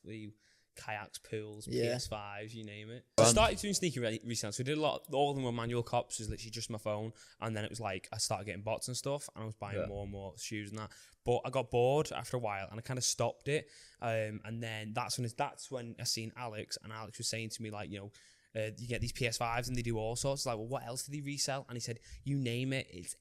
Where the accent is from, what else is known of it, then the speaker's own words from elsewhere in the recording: Warrington, North West England, United Kingdom; Warrington, 21